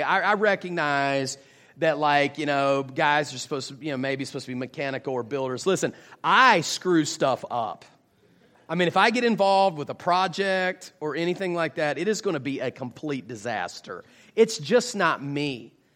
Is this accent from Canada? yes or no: no; West Virginia, United States; now in Jacksonville, United States; I am actually originally from West Virginia, but I currently live in Jacksonville, Florida